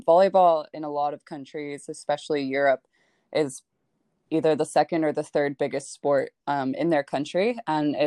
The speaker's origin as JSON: {"language": "English", "town": "Bartlett", "region": "Illinois", "country": "United States", "tie": "born or raised there", "also_born_or_lived": "Wheaton, Illinois / Tennessee / Nebraska", "moved": "as an adult", "said": "I was born and raised in Bartlett, Illinois."}